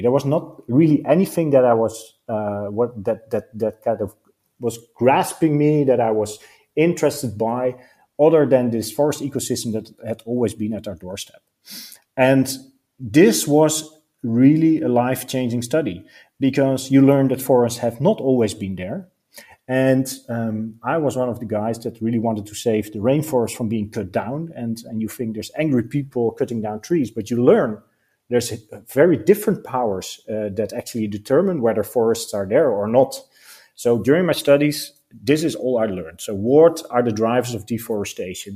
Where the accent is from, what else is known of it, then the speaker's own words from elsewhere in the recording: Netherlands; we are from the Netherlands, so I grew up in the Netherlands.